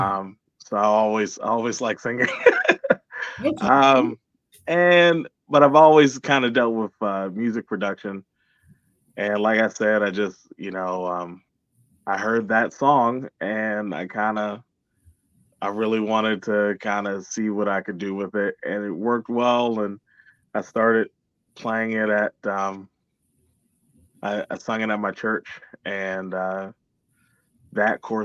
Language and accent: English; Georgia, United States; also born or lived in Washington, D.C.; now in Columbiana, United States; I'm originally from Washington, D.C. I grew up in Georgia